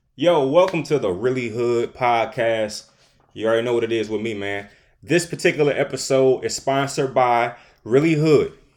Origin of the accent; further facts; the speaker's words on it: Detroit, Michigan, United States; I'm from Detroit, Michigan